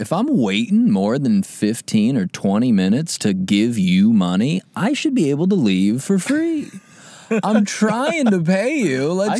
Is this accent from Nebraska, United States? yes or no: yes; Omaha, Nebraska, United States; We're from the Midwest, Omaha.